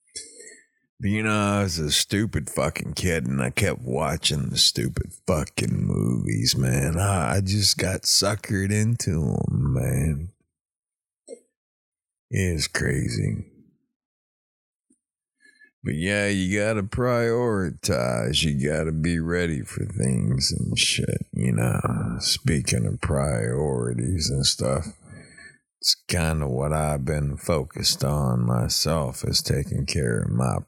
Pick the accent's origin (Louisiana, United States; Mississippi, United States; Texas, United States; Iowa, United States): Texas, United States; East; also born or lived in Oklahoma; now in South Florida, United States; I'm from East Texas